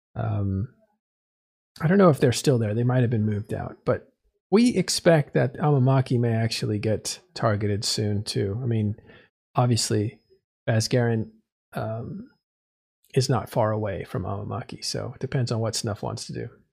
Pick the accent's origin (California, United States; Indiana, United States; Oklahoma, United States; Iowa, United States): California, United States; I'm from California